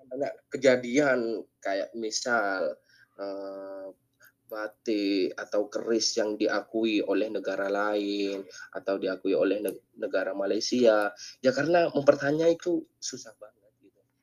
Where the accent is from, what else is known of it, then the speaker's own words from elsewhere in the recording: Madura, East Java, Indonesia; di angkatannya gue itu 2018 hanya gue yang berasal dari Madura